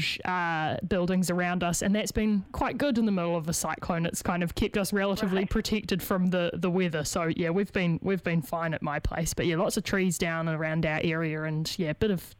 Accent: Christchurch, Canterbury, New Zealand; now in Wellington, New Zealand; I'm from Christchurch

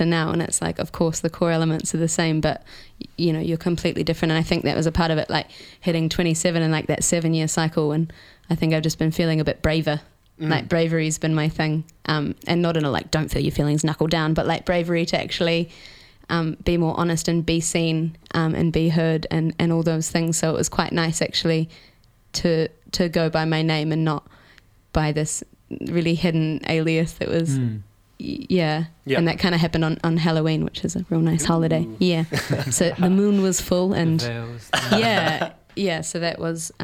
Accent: Gippsland, country Victoria, Australia; moved away as an adult; now in New Zealand; I'm Australian. I'm from Gippsland in country Victoria

